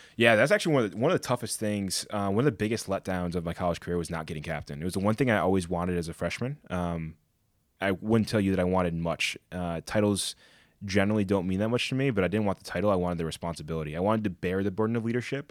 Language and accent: English; Connecticut, United States; growing up in Connecticut